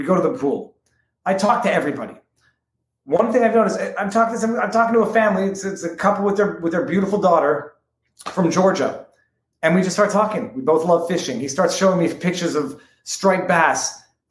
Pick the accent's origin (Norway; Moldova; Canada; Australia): Canada; Montreal, Quebec; moved away as an adult; now in Florida, United States; I'm from Montreal. I was brought up on Hollywood media